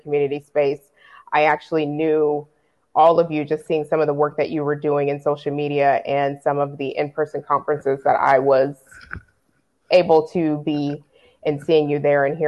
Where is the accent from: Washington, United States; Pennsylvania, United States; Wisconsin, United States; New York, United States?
Washington, United States; Tacoma; now in Georgia, United States; I am originally from Tacoma, Washington, so still always West Coast